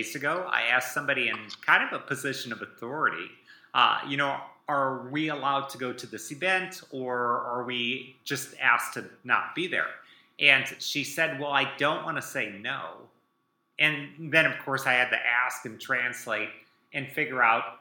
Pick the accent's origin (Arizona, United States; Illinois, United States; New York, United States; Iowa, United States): Iowa, United States; I grew up in Iowa